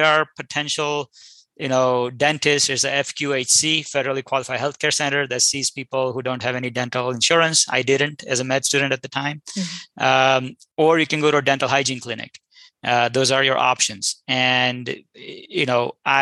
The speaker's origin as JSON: {"language": "English", "country": "India", "moved": "yes", "said": "I'm an immigrant from India"}